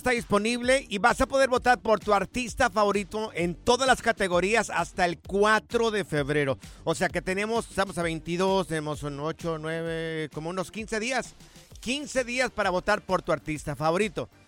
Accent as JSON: {"language": "Spanish", "region": "Jalisco", "country": "Mexico", "tie": "born or raised there", "said": "yo soy del estado de Jalisco"}